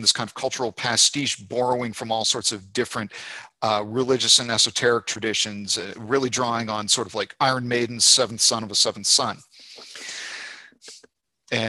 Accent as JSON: {"language": "English", "country": "Canada", "also_born_or_lived": "Fredericton, New Brunswick", "moved": "as an adult", "lives_now": "Montgomery, United States", "said": "my home country of Canada"}